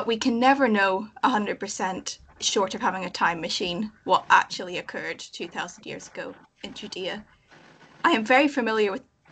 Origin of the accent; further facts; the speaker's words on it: Northern Ireland, United Kingdom; moved away as an adult; now in Scotland; I'm originally from Northern Ireland, but I'm currently studying in Scotland